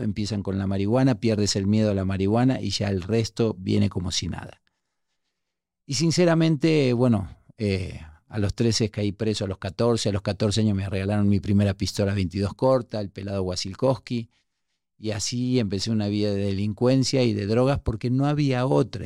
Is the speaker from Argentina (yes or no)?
yes; Buenos Aires, Argentina; moved away as an adult; also born or lived in Uruguay; now in Mexico; me crié en un barrio súper pobre en La Boca, en Argentina. Yo nací en Uruguay, me crié en La Boca, vine a México de muy joven